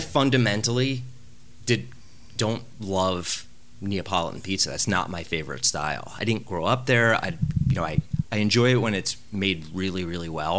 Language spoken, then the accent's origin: English; United States; the pizza I grew up eating in New Jersey and New York